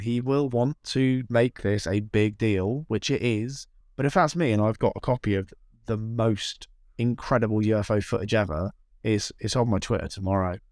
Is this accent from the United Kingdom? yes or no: yes; South West England, United Kingdom; I'm not from the, the U S. I'm from England. I live in a little town in the southwest of England